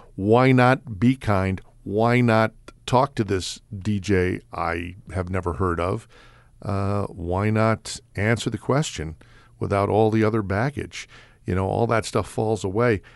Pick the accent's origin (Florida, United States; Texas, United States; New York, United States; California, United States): New York, United States; New York City; moved away; I grew up in New York City